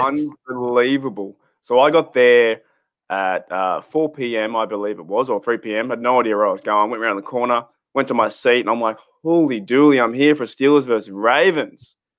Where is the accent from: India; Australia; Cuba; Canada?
Australia; as an Australian fan, coming from so far away